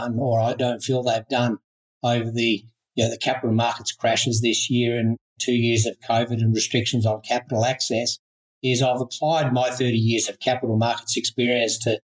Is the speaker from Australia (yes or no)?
yes; Australia; I'm an Aussie